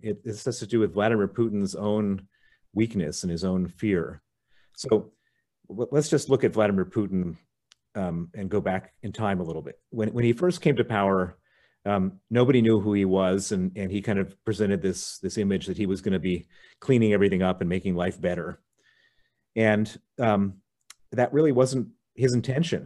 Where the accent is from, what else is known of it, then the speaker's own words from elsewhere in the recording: Chicago, Illinois, United States; also born or lived in Princeton, New Jersey; I was born in Princeton, New Jersey, um, grew up in Chicago